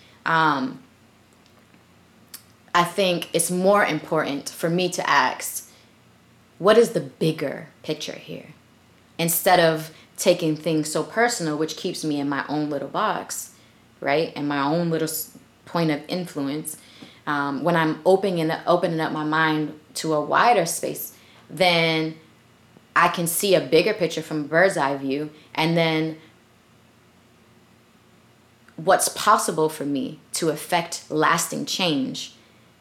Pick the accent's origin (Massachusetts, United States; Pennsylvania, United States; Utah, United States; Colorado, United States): Massachusetts, United States; Boston; also born or lived in Philadelphia; we moved to Boston when I was a baby still. So essentially, I was raised in Boston.